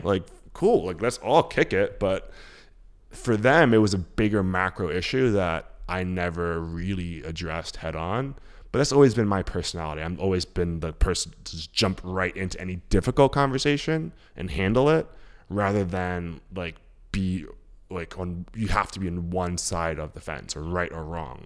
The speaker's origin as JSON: {"language": "English", "town": "New York City", "region": "New York", "country": "United States", "tie": "born or raised there", "also_born_or_lived": "Queens, New York", "accent": "thick New York", "said": "So we left Harlem probably when I was like, I don't know, twelve or so. So my, like, so my formative years probably were Queens, but, like, I grew up in Harlem"}